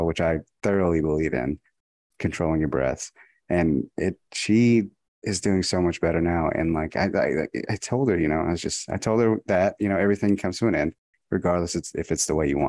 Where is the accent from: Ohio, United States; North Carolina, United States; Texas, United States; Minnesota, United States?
Texas, United States; I was from Texas